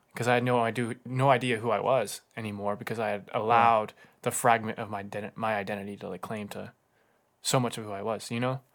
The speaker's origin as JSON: {"language": "English", "region": "Southern California", "country": "United States", "moved": "yes", "said": "I'm from California, Southern California."}